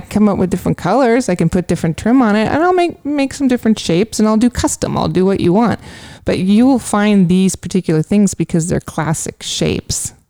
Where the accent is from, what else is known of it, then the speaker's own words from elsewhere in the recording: California, United States; moved away; also born or lived in New York; growing up in California.